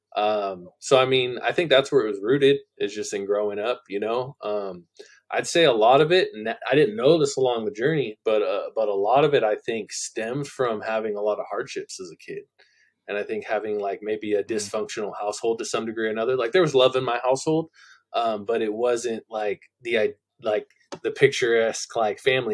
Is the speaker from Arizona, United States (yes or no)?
no; Central Valley of California, United States; moved away as an adult; also born or lived in San Jose, California; I was born in San Jose, California. I grew up in central in the Central Valley of California.